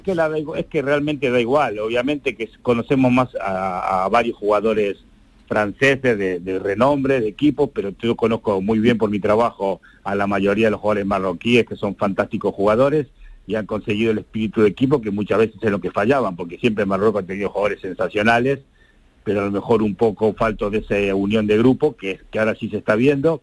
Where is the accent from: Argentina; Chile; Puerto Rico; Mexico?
Argentina; now in Andalusia, Spain; obviamente soy argentino y así lo siento muchísimo